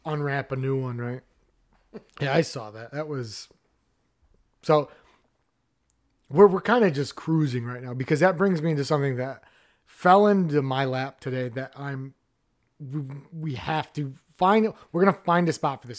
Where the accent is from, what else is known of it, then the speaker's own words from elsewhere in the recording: Midwest, United States; as a Midwesterner